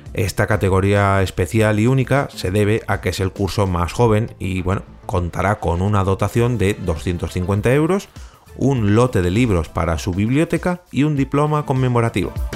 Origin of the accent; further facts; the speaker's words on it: Madrid, Community of Madrid, Spain; perdón por mi acento galego, pero es lo que hay, lo siento, soy de Madrid